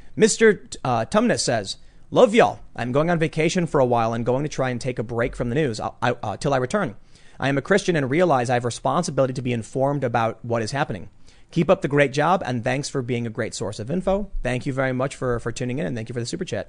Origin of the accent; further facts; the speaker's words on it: United States; we as American citizens